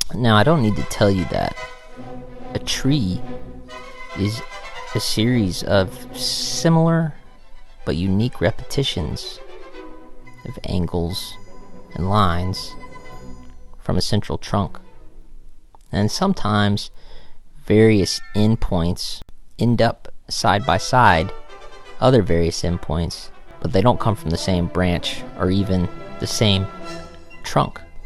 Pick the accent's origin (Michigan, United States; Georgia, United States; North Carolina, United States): Georgia, United States; I am from Georgia, and everybody else in my family is from Georgia for like 250 years, maybe longer